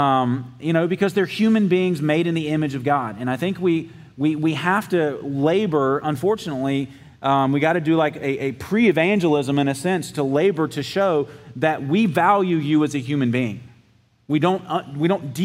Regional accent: South Georgia, United States; I'm from South Georgia

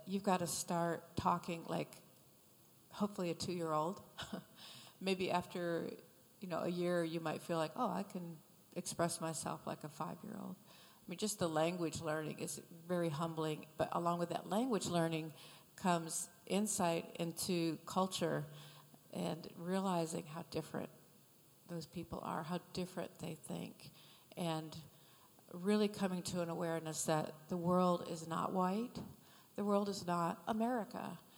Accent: Michigan, United States; moved away; I'm from Michigan

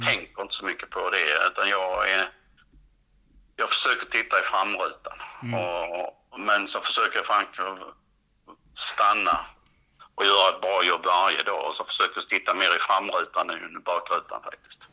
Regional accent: Helsingborg area, northwestern Skåne, Sweden; also born or lived in Perstorp / Klippan; Helsingborg, där jag är född och uppvuxen

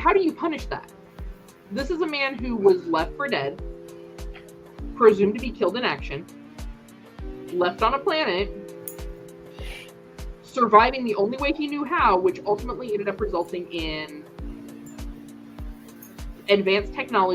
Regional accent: United States; I'm an American.

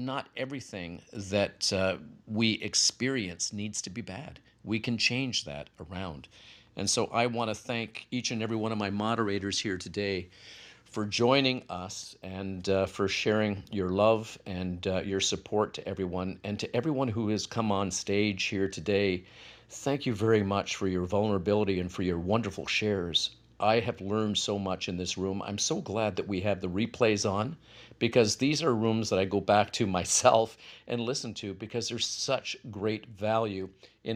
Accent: Canada; I'm Canadian as well.

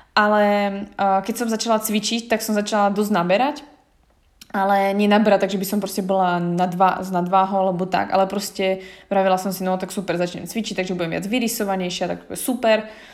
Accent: Slovakia; moved away; mohla som zostať v malom meste na Slovensku

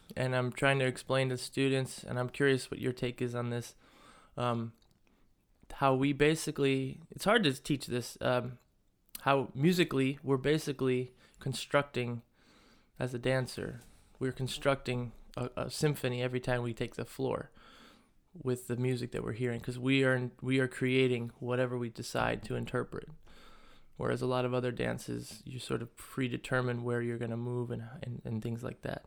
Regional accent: United States; growing up in the States

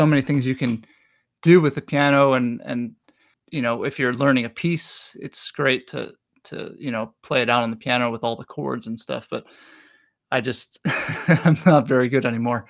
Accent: New York City, New York, United States; now in Milwaukee, United States; I grew up in Brooklyn, New York.

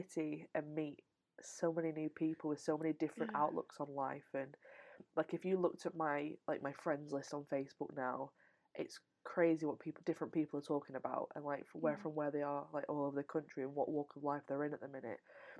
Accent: the north of England, United Kingdom; accent: Northern; I have to assert my Northernness.

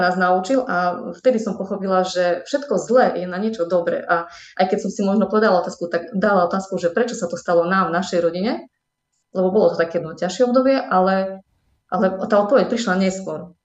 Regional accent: Medzilaborce, Prešov Region, Slovakia; moved away; also born or lived in Humenné; Potom sa odsťahovali rodičia do Medzilaboriec. No a v som strávila celé svoje detstvo, mm, chodila som tam aj na strednú školu

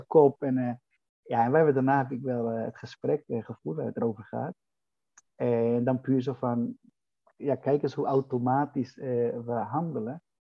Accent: Dominican Republic; now in Netherlands; Ik kom oorspronkelijk uit de Dominicaanse Republiek

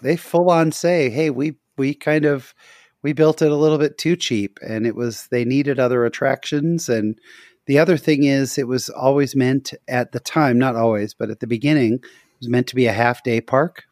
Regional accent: Bay Area, California, United States; I grew up in the Bay Area, so Santa Cruz was about forty minutes from my house

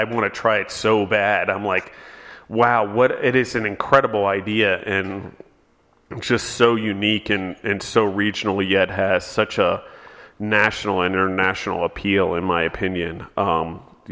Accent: Maryland, United States; moved away; like we have in Maryland. Every time I go back, I try to buy some

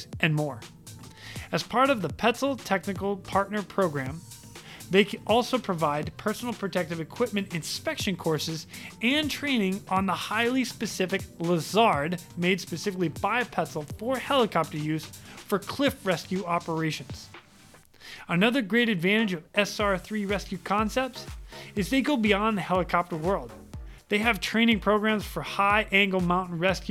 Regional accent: central Massachusetts, United States; We grew up in Massachusetts together, but we never knew each other because you're from real Boston and I'm from like central Mass

